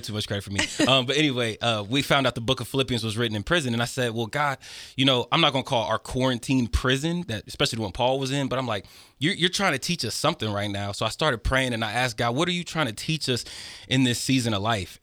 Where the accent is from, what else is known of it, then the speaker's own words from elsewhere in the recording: Fairborn, Ohio, United States; Growing up in Fairborn, and to nobody's fault, there's just not a lot of things for youth